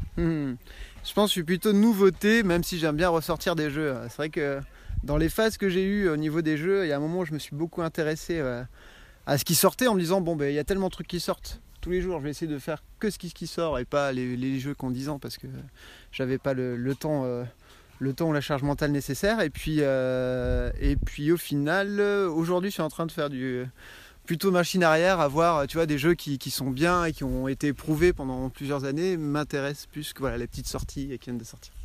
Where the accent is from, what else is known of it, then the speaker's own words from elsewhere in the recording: Poitiers, Nouvelle-Aquitaine, France; je viens de Poitiers